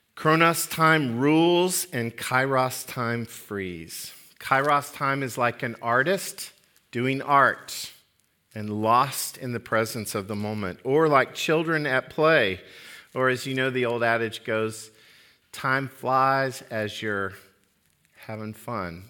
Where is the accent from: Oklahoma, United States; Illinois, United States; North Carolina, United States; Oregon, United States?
Oklahoma, United States; I'm from Oklahoma